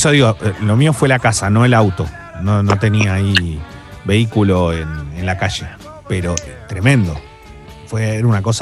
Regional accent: Buenos Aires, Argentina; Me gusta de AMBA y, dulce de leche vos. Y yo soy, soy bien del AMBA mucha

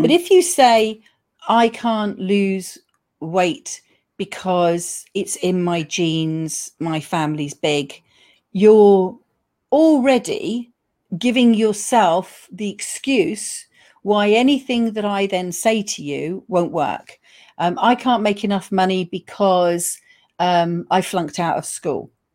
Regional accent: United Kingdom; we are reserved British people

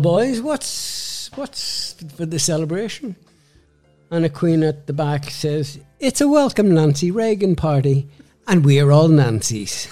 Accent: Belfast, Northern Ireland, United Kingdom; moved away as an adult; also born or lived in Dublin; now in London, United Kingdom; I was born in Belfast and um, came out at the time when the Troubles were starting.

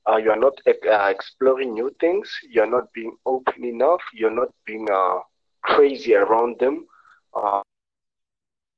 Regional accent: South Africa; I'm from South Africa

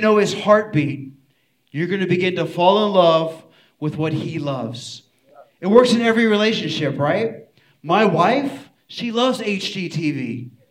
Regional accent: Houston, Texas, United States; I'm from Houston

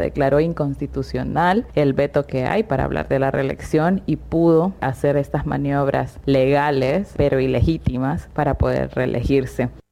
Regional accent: Honduras; soy periodista de Honduras

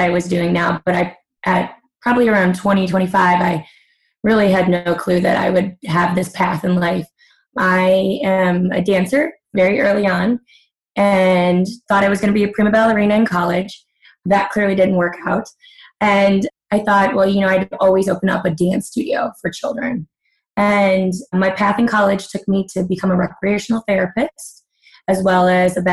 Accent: Hammond, Indiana, United States; moved away as an adult; also born or lived in Munster, Indiana / Chicago, Illinois; now in Riverside, United States; I grew up in Northwest Indiana, right at the bottom of Chicago, but the top of the state of Indiana, in Hammond and Munster

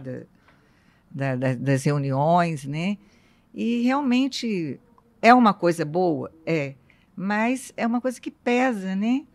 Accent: interior of Rio de Janeiro state, Brazil; moved away; eu sou do interior do estado do Rio

